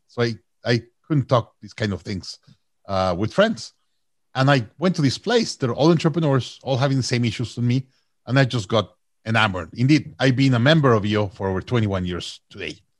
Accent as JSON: {"language": "English", "country": "Mexico", "also_born_or_lived": "Austin, Texas", "moved": "yes", "lives_now": "Toronto, Canada", "said": "I'm from Mexico originally"}